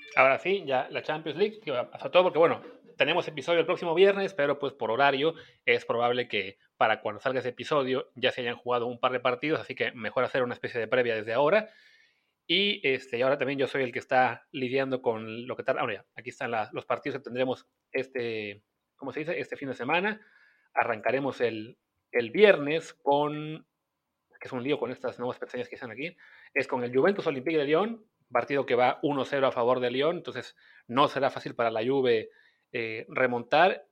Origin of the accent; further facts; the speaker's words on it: Mexico; como mexicanos